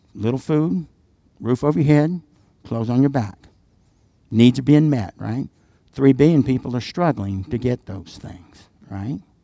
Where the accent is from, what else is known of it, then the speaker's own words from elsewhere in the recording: the South, United States; I'm from the South